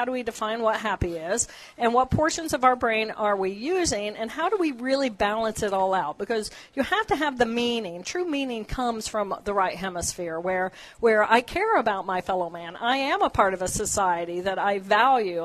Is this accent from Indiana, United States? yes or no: yes; Terre Haute, Indiana, United States; I grew up in Terre Haute